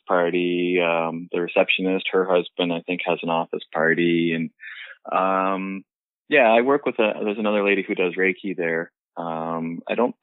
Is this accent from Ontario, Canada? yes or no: yes; Peterborough, Ontario, Canada; I grew up in Peterborough, so it's a nice little town